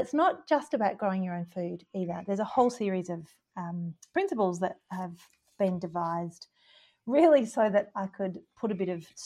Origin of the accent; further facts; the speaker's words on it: Gippsland, Victoria, Australia; moved away as an adult; now in Stanley, Australia; I'm from Gippsland